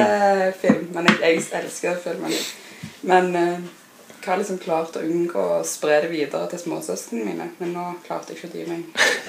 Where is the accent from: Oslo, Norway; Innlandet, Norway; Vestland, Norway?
Oslo, Norway; now in Stavanger, Norway; jeg er oppvokst i Oslo